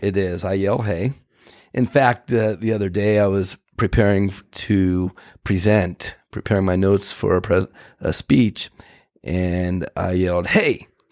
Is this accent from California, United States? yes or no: yes; San Jose, California, United States; born or raised there